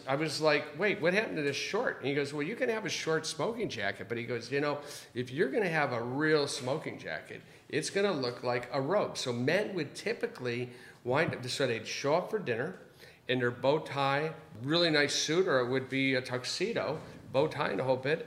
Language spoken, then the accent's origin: English; Chicago, Illinois, United States; now in Los Angeles, United States; grew up in Chicago